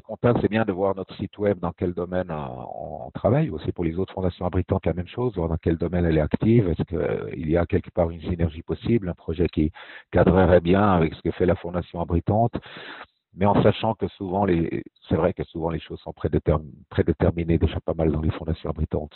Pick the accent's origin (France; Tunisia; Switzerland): Switzerland; Fribourg; moved away; also born or lived in German-speaking Switzerland; je suis né à Fribourg, en fait. Je suis suisse romand, mais j'ai passé déjà plus de la moitié de ma vie en Suisse allemande